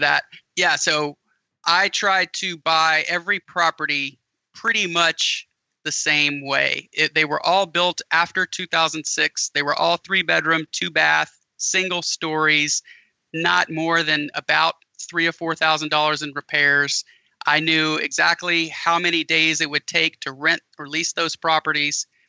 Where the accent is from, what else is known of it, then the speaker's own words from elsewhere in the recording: an hour south of New Orleans, Louisiana, United States; moved away; I'm originally from an hour south of New Orleans